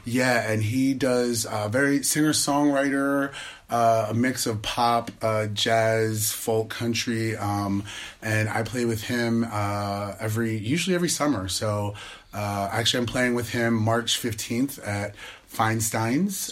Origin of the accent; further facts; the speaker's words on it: Pittsburgh, Pennsylvania, United States; moved away as an adult; now in Bay Area, United States; I was born and raised in Pittsburgh, Pennsylvania